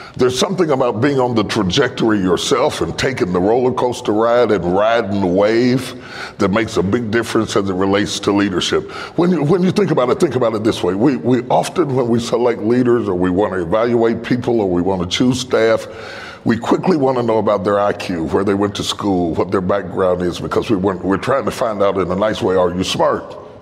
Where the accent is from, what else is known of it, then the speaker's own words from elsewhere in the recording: West Virginia, United States; I'm from West Virginia